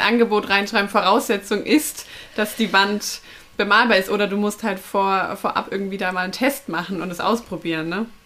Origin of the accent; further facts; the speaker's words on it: neighbouring town of Nuremberg, Bavaria, Germany; ich komme ja aus der Nachbarstadt